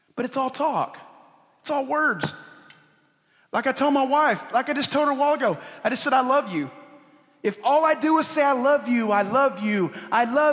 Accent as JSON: {"language": "English", "region": "Oklahoma", "country": "United States", "said": "a Indian guy from Oklahoma"}